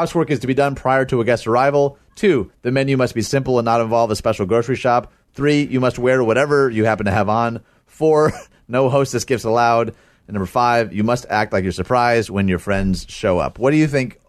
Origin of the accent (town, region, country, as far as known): United States